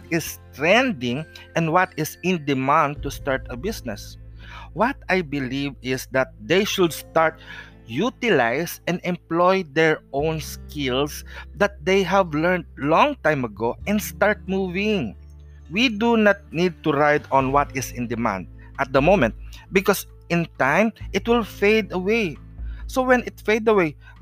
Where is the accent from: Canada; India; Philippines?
Philippines; I am a Filipino traditional healer or Manghihilot